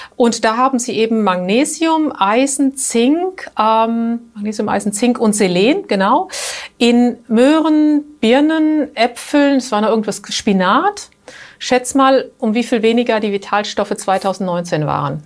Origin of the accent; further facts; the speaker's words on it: Germany; now in Switzerland; bei uns in Deutschland